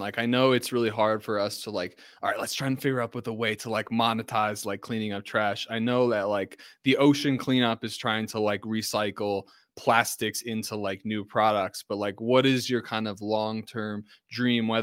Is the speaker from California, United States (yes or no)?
no; Ringwood, New Jersey, United States; also born or lived in Morristown, New Jersey; I'm from Ringwood, New Jersey, like, yeah, Morristown.